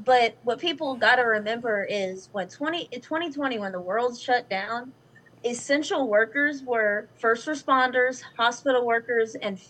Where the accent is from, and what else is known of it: the South, United States